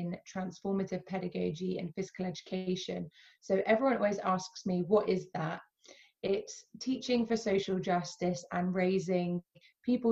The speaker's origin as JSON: {"language": "English", "country": "United Kingdom", "also_born_or_lived": "Alabama, United States", "said": "I would identify as dual heritage. So I am British, Palestinian"}